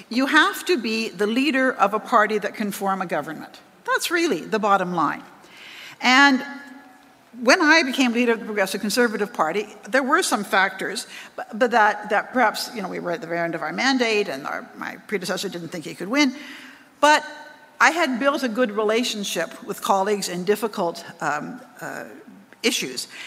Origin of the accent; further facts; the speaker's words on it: British Columbia, Canada; now in Ottawa, Canada; because I came from British Columbia, and I kind of hit the, the, the ground running. I came, nobody in Ottawa knew me. I was well known in BC.